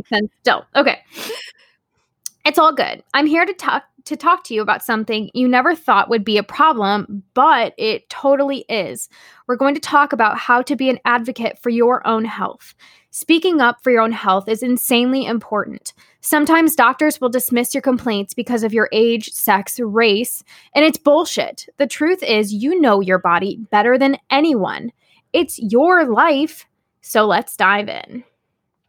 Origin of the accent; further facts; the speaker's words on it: Akron, Ohio, United States; I was born in Akron General